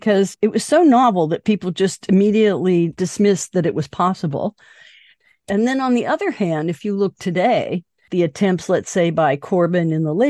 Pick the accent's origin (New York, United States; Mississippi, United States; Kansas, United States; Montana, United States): Montana, United States; And I grew up in Montana where Anaconda Copper was king.